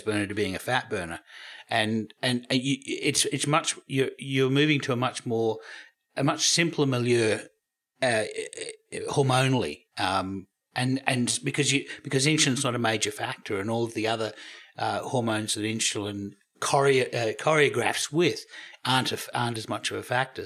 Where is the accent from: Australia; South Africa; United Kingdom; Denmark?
Australia; I'm Australian